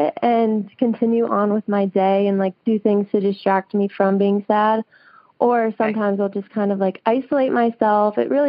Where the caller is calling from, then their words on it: Tuscaloosa, Alabama, United States; I'm calling from Tuscaloosa, Alabama as well.